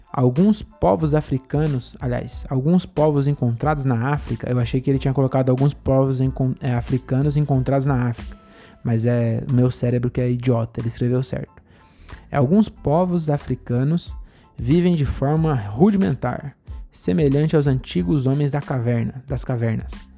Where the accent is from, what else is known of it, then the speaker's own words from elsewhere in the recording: Brazil; A gente é brasileiro